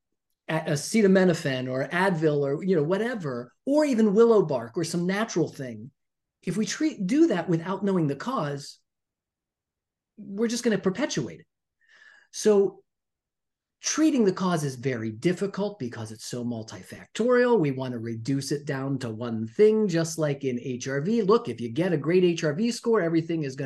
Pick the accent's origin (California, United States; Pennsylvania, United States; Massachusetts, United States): Pennsylvania, United States; Pittsburgh; I'm from Pittsburgh. I grew up in Pittsburgh in the 70s and 80s.